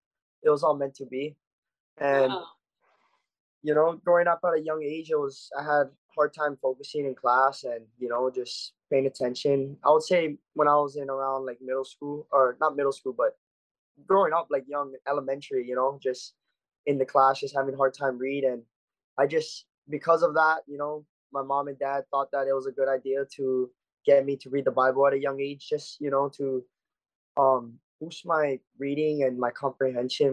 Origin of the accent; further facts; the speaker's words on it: Oahu, Hawaii, United States; I was born and raised here on Oahu